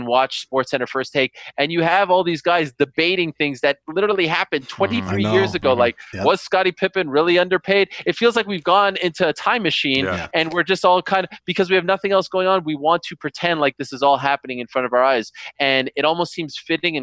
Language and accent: English; Montreal, Quebec, Canada; I grew up in Montreal, and for some reason we were not hockey fans at all